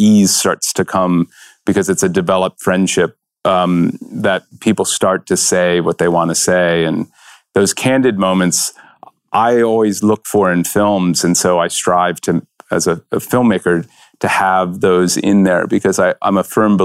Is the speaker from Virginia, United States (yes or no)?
yes; Virginia, United States; when I grew up in Virginia